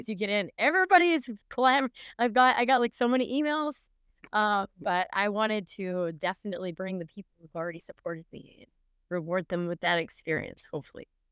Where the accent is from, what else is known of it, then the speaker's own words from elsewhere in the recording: Canada; moved away as an adult; now in Minnesota, United States; officially I'm from Canada